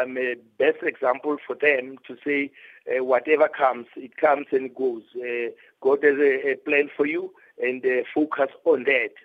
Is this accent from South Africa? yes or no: yes; Gauteng, South Africa; I'm from the province. I'm from the Gauteng province, which is a province of champions.